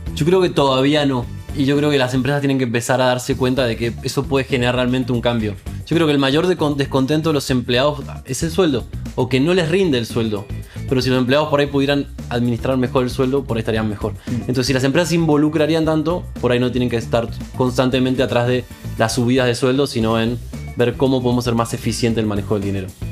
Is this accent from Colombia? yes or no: no; Argentina; yo soy argentino